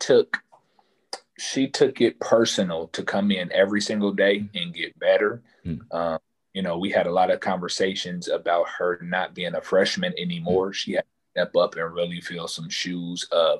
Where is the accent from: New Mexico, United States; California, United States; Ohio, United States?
Ohio, United States; Dayton; Growing up in Dayton